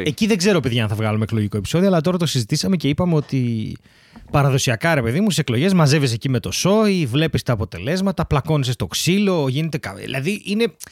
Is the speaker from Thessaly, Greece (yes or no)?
yes; Larissa, Thessaly, Greece; now in Athens, Greece; στη Λάρισα, στο χωριό μου